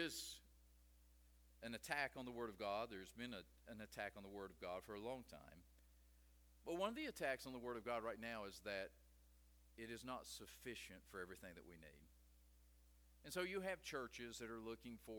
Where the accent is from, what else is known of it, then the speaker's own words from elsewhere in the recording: West Virginia, United States; I'm from West Virginia